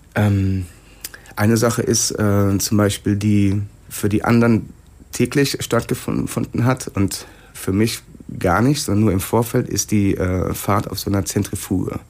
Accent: Sinn, Hesse, Germany; Ich komme aus Sinn.

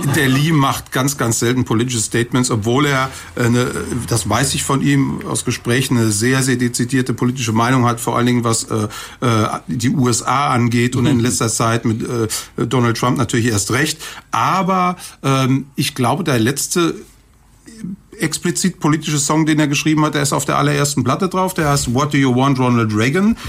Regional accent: Kaiserslautern, Rhineland-Palatinate, Germany; also born or lived in Cologne; Ich bin zwar gebürtiger Kölner, aber ich bin aufgewachsen in der Pfalz in Kaiserslautern

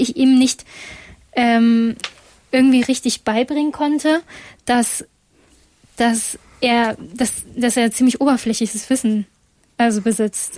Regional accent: Essen, North Rhine-Westphalia, Germany; ich komme eigentlich, also ich bin in Essen geboren

